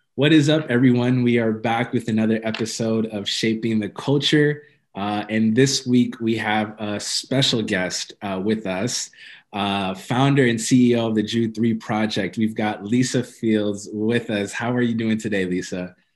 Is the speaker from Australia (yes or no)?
no; Ethiopia; I'm Ethiopian